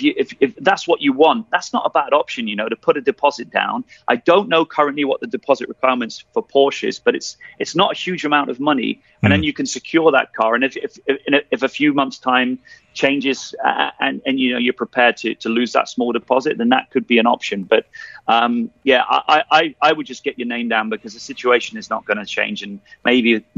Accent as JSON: {"language": "English", "country": "United Kingdom", "moved": "yes", "lives_now": "Dubai, United Arab Emirates", "said": "as a Brit"}